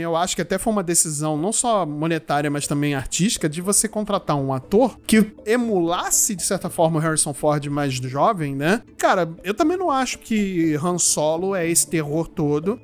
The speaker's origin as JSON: {"language": "Portuguese", "country": "Brazil", "said": "como bons brasileiros que somos"}